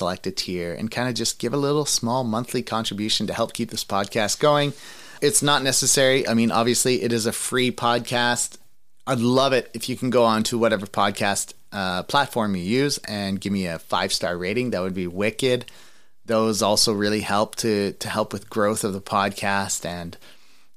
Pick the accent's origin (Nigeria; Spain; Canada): Canada; Trenton, Ontario; also born or lived in Ottawa; I'm kind of from Ottawa, but like I grew up in Trenton mostly